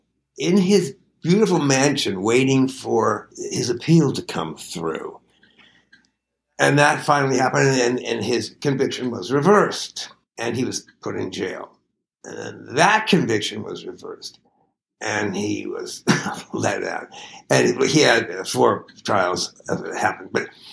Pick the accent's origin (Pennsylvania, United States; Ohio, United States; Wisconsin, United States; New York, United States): New York, United States; Syracuse; Well, I kind of loved it. It's a quiet town. I mean, there were a quarter of a million people in it, but everyone lived in houses, individual houses.